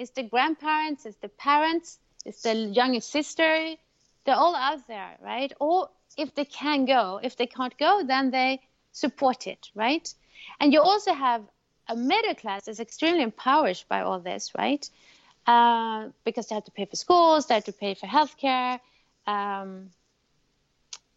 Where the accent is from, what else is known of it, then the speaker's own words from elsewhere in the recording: Chile; I'm from Chile